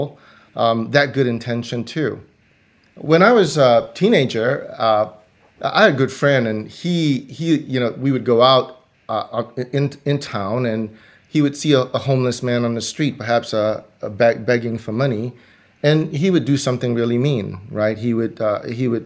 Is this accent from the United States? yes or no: no; Singapore; I grew up in Singapore